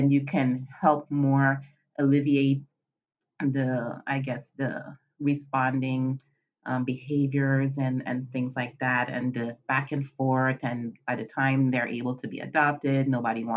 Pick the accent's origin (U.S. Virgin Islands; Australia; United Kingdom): U.S. Virgin Islands; moved away as an adult; also born or lived in Northeast Pennsylvania, United States; now in Pennsylvania, United States; I am originally from the Caribbean, the Virgin Islands, St. Thomas in particular, and I have been residing in Pennsylvania, Northeast Pennsylvania, for the past almost 20 years